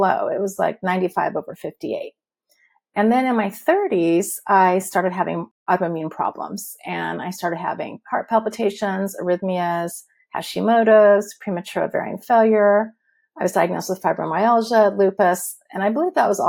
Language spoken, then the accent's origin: English; Huntington Beach, California, United States; moved away as an adult; also born or lived in eastern Washington; now in Washington, United States; I grew up in Huntington Beach, California, and I was living there until 2016 when we moved.